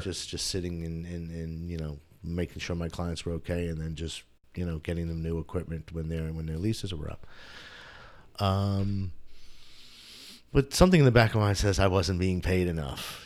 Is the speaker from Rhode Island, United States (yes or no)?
no; New Windsor, New York, United States; moved away as an adult; also born or lived in Bronx, New York / Rochester, New York / Brockport, New York / Buffalo, New York; now in Somerville, United States; lived upstate for a while, um, in, in a town just north of West Point, near the military academy, a little town called New Windsor. I grew up, uh, there